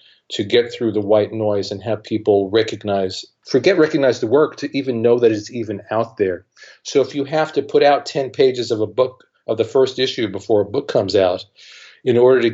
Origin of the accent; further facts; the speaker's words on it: New York, United States; I grew up in New York, so every day at 6 o'clock on Channel 11, there was Star Trek